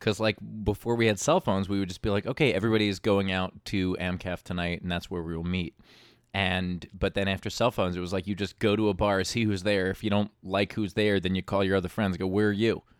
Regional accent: New York City, New York, United States; I'm born and raised in Queens

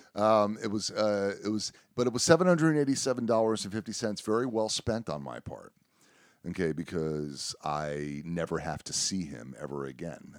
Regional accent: South Florida, United States; moved away; I'm from South Florida

